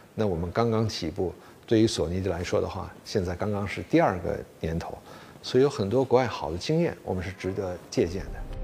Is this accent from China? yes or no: yes; Beijing, China; moved away as an adult; also born or lived in Japan; 我是在中国出生的，小的时候回了日本，然后又回到中国来。所以从小学、中学、高中、大学一直都是在北京度过的